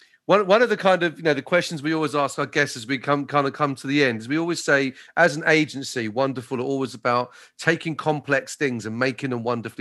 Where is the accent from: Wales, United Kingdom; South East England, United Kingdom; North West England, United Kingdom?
South East England, United Kingdom; Maidstone; I'm from Maidstone. People from Maidstone, we don't leave Maidstone very often